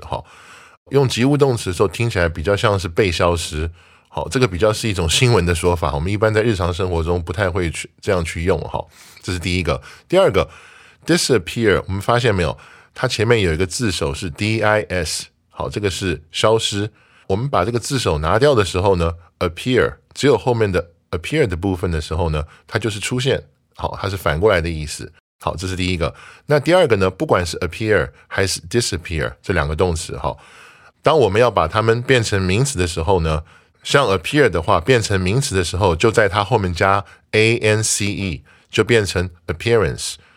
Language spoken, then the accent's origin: Chinese; Taiwan; 作为台湾人